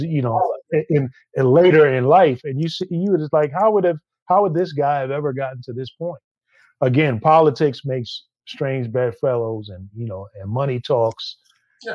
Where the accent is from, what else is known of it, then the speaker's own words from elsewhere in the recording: New York City, New York, United States; me being a New Yorker and growing up all my life